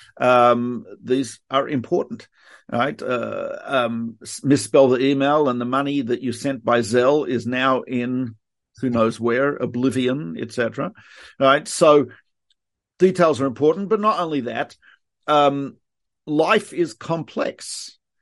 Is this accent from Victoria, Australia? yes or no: yes; Melbourne, Victoria, Australia; moved away; I am from Melbourne, Australia